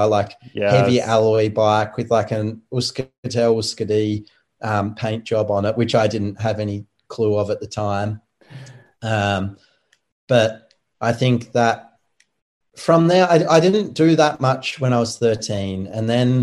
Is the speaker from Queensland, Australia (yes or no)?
no; Tasmania, Australia; I'm from Tasmania, the island down the bottom